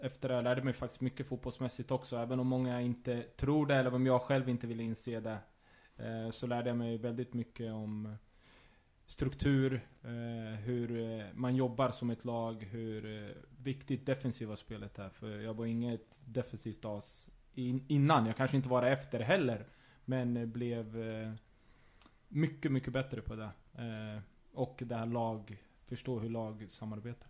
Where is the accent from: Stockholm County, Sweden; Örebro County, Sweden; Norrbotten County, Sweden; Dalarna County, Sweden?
Örebro County, Sweden; Örebro; jag ville vara hemma i Örebro